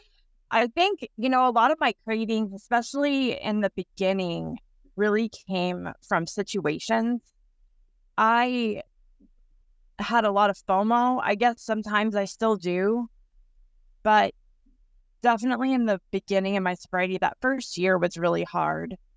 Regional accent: Texas, United States; moved away as an adult; now in Everett, United States; I'm originally from Texas. I've been here for about seventeen years.

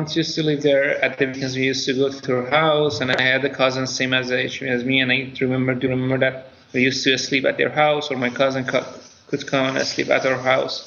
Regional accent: Iran; English is a second language; moved away; we grew up in Iran

